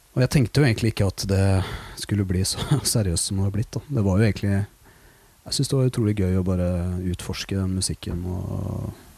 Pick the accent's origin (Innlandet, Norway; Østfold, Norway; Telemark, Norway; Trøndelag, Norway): Østfold, Norway; Våler; now in Oslo, Norway; jeg kommer fra Våler i Østfold